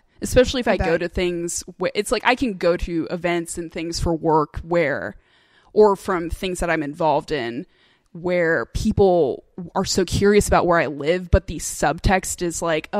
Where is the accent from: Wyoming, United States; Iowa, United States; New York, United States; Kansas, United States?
Kansas, United States; also born or lived in South; Like I was born in Kansas, and but it's weird because I only lived there for so long, and I've been in the South just as long.